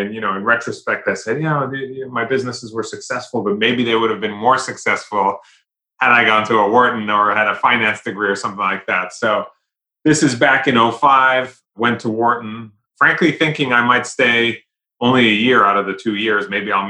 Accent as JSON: {"language": "English", "region": "London", "country": "United Kingdom", "tie": "born or raised there", "moved": "as an adult", "lives_now": "United States", "said": "but I was born and raised in London, in England. But I came to the US many moons ago for college."}